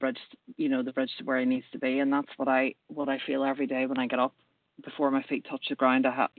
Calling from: Manchester, North West England, United Kingdom; I am ringing in from Manchester in the UK.

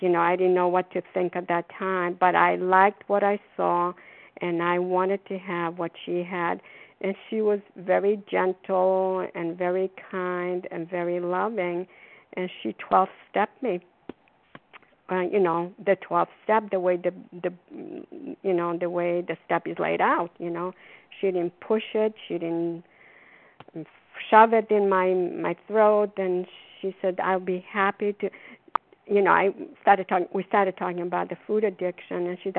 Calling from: Foxborough, Massachusetts, United States; also born or lived in Florida; recovered compulsive overeater, calling from Foxborough. I'm calling from Florida now. We are here for the winter.

